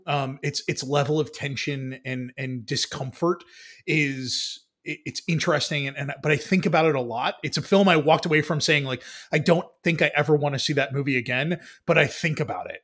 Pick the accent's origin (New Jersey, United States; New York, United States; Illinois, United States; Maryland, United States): New York, United States; New York City; there are aspects of New York as a New Yorker that I was never a part